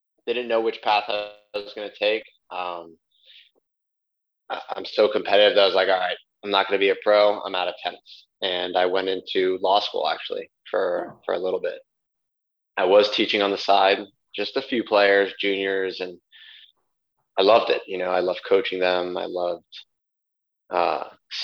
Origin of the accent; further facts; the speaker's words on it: Miami, Florida, United States; I grew up in Miami